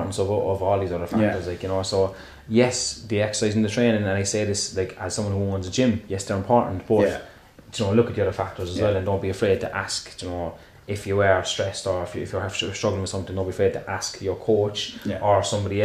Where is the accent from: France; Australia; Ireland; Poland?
Ireland